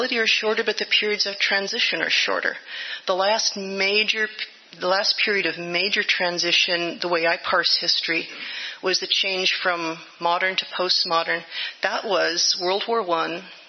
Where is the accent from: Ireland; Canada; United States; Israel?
United States; Livermore, California; My brother and I grew up in Livermore, going to the Unitarian Church